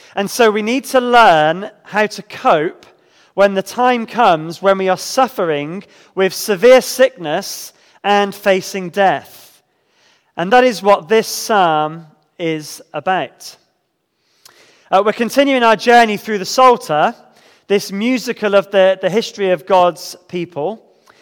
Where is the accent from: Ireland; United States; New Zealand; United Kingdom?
United Kingdom; especially as British Christians